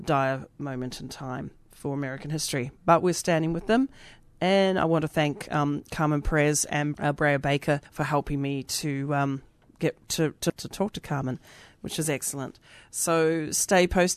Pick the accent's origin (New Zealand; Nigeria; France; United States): New Zealand; now in Australia; I'm from Aotearoa originally, so that's what we say down there